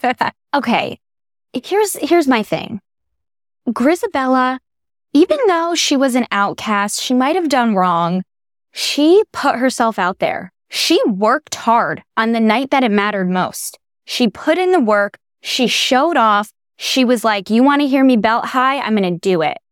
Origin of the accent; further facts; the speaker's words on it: New Haven, Connecticut, United States; I grew up in New Haven, Connecticut